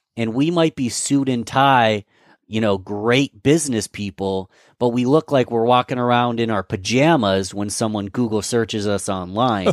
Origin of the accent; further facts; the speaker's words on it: Rochester, New York, United States; I'm from Rochester, New York